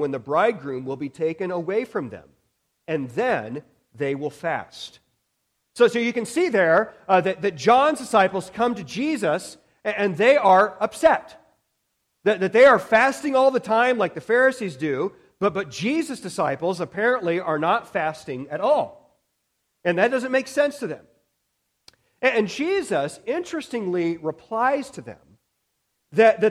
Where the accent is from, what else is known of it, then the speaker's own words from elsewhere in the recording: United States; we as American Christians